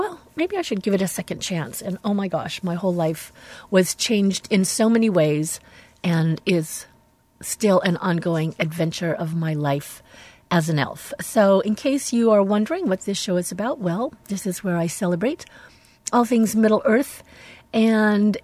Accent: United States; we Americans

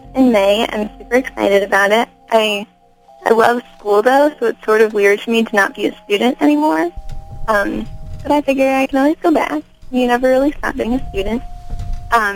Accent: Morton, Illinois, United States; I am born and raised in Illinois. I moved around sort of from small town to small town. I grew up in a town called Morton, Illinois

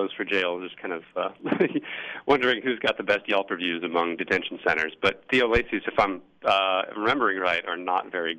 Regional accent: Bay Area, California, United States; moved away; So I'm recently returned to California. I grew up in the Bay Area

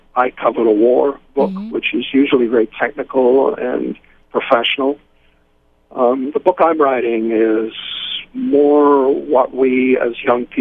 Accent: United Kingdom; moved away; also born or lived in Phoenix / Costa Rica; I'm British

